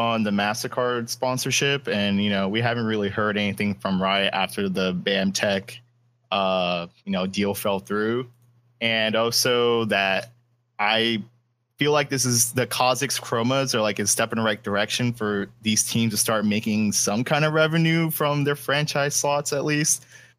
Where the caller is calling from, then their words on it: Miami, Florida, United States; Yeah, from Miami.